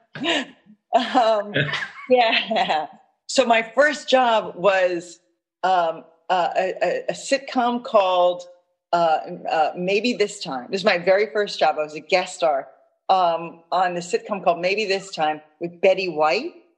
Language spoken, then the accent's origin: English; New York City, New York, United States; I grew up in Manhattan, um, one of five kids